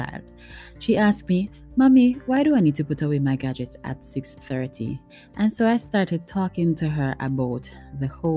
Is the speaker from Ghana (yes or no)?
no; Montego Bay, Saint James, Jamaica; I lived in Montego Bay. By the way, I am a Jamaican and I live in Montego Bay, Jamaica.